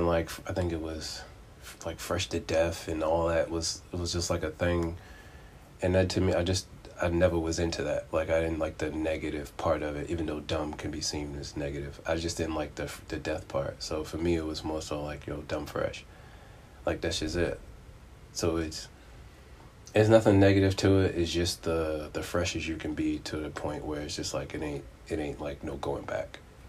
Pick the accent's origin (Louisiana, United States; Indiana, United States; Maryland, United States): Maryland, United States; Baltimore; I'm originally from Baltimore, but I've kind of lived, like, everywhere.